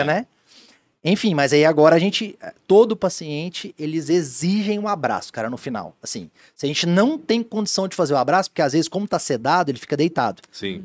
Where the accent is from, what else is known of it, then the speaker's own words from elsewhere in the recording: Goiânia, Goiás, Brazil; moved away as an adult; also born or lived in Joinville; now in Blumenau, Brazil; eu sou de Goiânia, Goiás